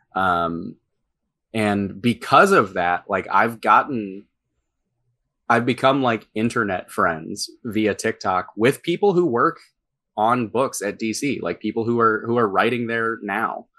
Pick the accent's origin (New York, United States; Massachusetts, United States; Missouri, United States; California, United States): Missouri, United States; St. Louis; my hometown